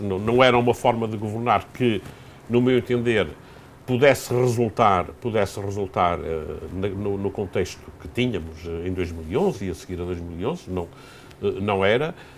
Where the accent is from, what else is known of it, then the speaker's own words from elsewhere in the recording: Portugal; como cidadão, como português